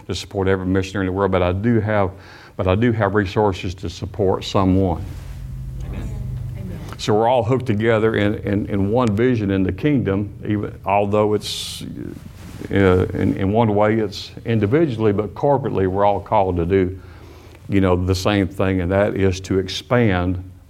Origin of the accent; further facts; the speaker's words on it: Alabama, United States; also born or lived in Michigan; I was not born in Alabama. I was born in Michigan, but I've lived most all of my life in Alabama